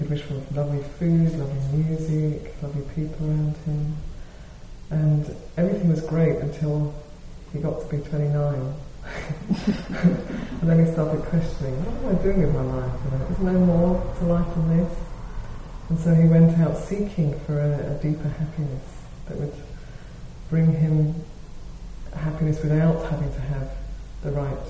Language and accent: English; Wales, United Kingdom; now in San Francisco, United States; I come from Wales in the UK